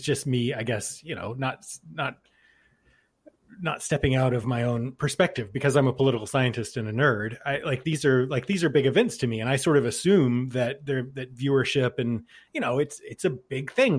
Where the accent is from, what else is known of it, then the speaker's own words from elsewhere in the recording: Texas, United States; now in Keene, New Hampshire, United States; I'm from Texas originally